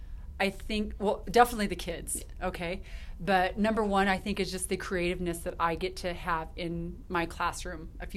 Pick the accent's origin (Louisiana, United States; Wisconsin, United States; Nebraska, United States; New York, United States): Nebraska, United States; York; also born or lived in Colorado Springs, Colorado; I grew up in York, Nebraska. I was born in Colorado Springs and lived there till I was two, and then my parents moved to York.